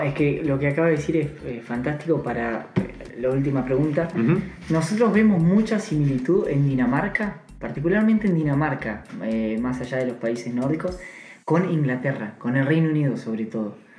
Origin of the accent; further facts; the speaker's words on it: Argentina; moved away as an adult; now in Copenhagen, Denmark; yo como argentino